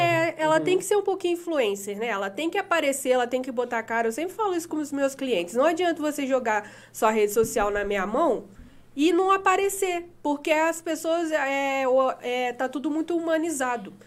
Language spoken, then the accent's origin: Portuguese; Valença, Brazil; moved away as an adult; Eu nasci aqui em Valença, né? Morei aqui 18 anos.